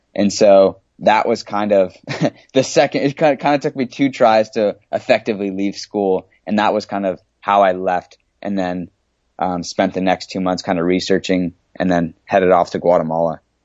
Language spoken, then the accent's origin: English; San Diego, California, United States; moved away as an adult; I grew up in San Diego, California. I moved here when I was just a baby